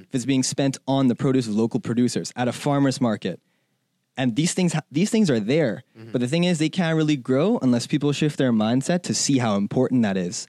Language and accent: English; Bahamas; moved away as an adult; also born or lived in China; now in United States; I'm from the Bahamas